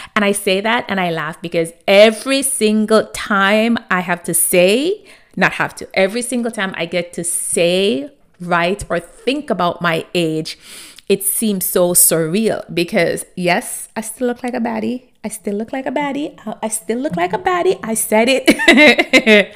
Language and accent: English; Jamaica; growing up in Jamaica, my grandmother had this saying